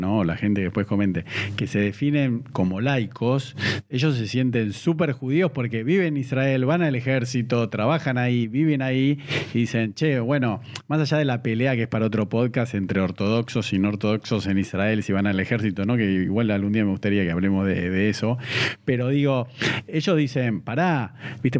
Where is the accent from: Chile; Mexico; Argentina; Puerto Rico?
Argentina; yo soy argentino.